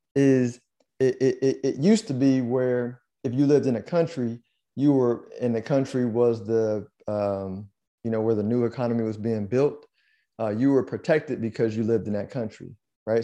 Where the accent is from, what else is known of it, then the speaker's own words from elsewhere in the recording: United States; an American